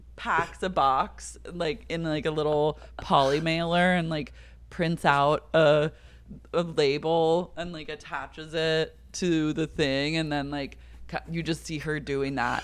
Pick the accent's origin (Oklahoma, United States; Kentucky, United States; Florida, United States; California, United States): Oklahoma, United States; I'm from Oklahoma